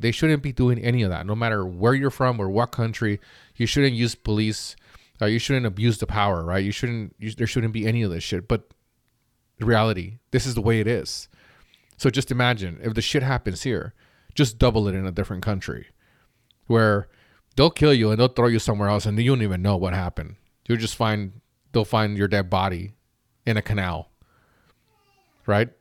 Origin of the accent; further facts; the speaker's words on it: Mexico; now in United States; I grew up in an okay neighborhood growing up in Mexico where before we moved to the United States